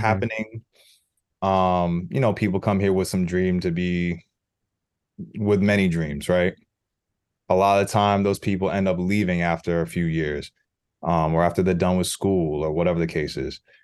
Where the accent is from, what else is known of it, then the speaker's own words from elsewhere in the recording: New York City, New York, United States; as a New Yorker